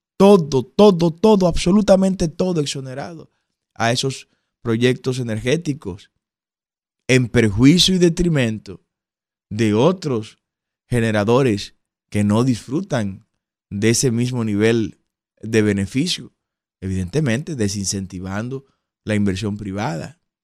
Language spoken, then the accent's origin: Spanish; Dominican Republic